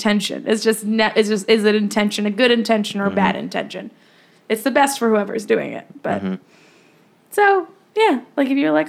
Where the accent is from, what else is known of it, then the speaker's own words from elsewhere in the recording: Ireland; We used to have flowers like this back in Ireland.